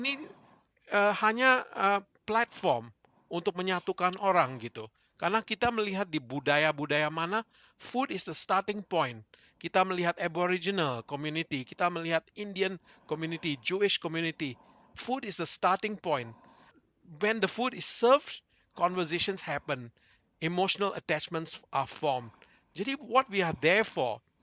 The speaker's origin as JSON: {"language": "Indonesian", "country": "Indonesia", "moved": "as an adult", "lives_now": "Melbourne, Australia", "said": "kami dari Indonesia itu punya waktu punya teman-teman dekat di Indonesia gitu. Begitu kami ke Melbourne, mempunyai keluarga"}